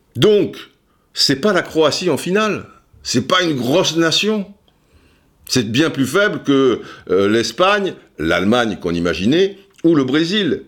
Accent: France; chez nous en France

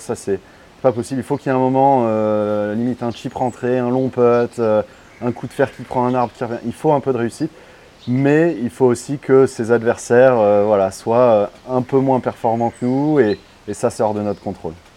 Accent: Paris, Île-de-France, France; Je suis parisien

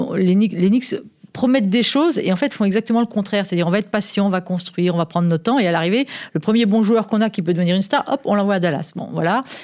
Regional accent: France; chez nous en France

